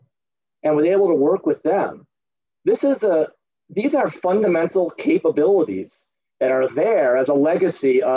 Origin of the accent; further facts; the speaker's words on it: United States; I am an American